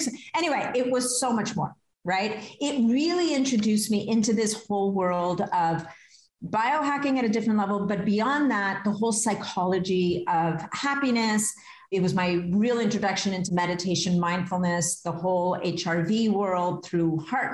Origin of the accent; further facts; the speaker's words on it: Canada; I am Canadian.